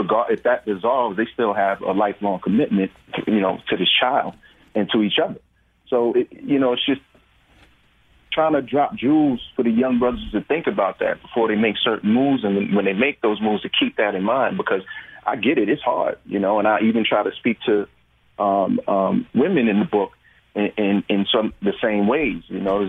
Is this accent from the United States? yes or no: yes; New York, United States